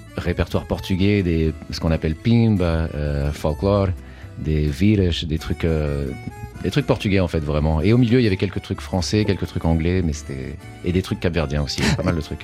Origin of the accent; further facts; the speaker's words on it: France; moved away as an adult; now in New York, United States; même si je suis d'origine portugaise, euh, je suis né en France, j'ai grandi en France